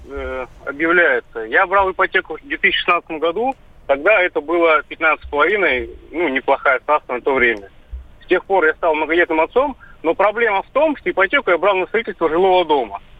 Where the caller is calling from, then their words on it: Saint Petersburg, Russia; Я из Санкт-Петербурга.